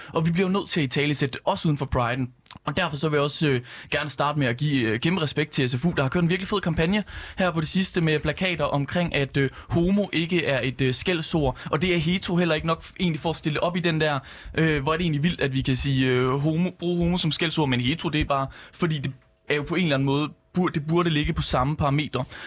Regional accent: West Jutland, Central Denmark Region, Denmark; Vestjylland, hvor jeg kommer fra

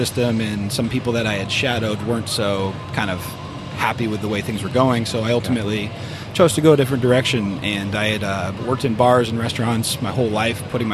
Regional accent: New Hampshire, United States; moved away as an adult; now in Arizona, United States; I'm from New Hampshire originally.

